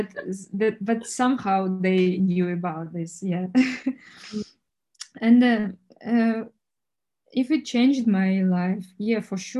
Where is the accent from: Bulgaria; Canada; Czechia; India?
Czechia; English is a second language; And, you know, what, where are you from? Czech Republic, where is it?